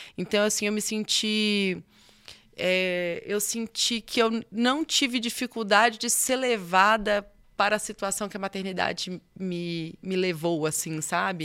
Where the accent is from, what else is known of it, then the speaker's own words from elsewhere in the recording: Nanuque, Minas Gerais, Brazil; moved away; also born or lived in Espírito Santo; Eu sou de Nanuque, Minas Gerais. É, na verdade, eu sou capixaba. E, mas aí cresci em Nanuque